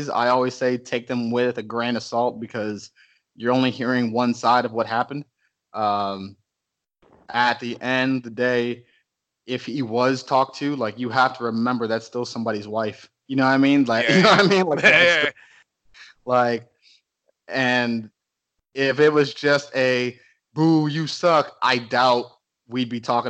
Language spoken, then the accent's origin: English; Cleveland, Ohio, United States; now in Texas, United States; Growing up in Cleveland, especially on the east side, is not easy.